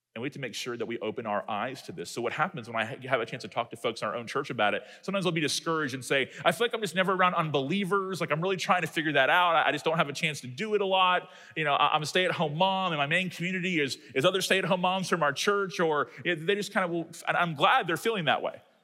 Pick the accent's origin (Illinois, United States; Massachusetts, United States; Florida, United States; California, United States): Florida, United States; Tallahassee; my hometown that's close to Georgia